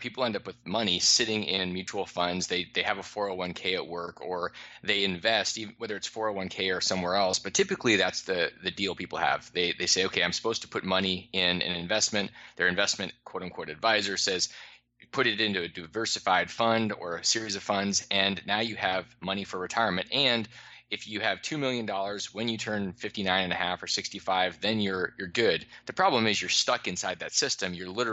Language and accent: English; Alaska, United States; moved away; I grew up in Alaska